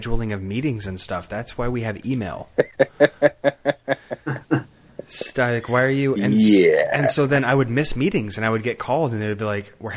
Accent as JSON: {"language": "English", "country": "United States", "said": "in America, we're taught"}